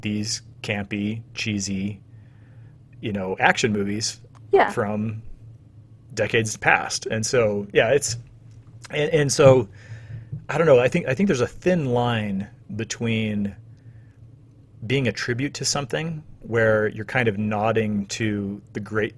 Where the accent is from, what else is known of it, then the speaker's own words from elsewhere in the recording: Utah, United States; my home state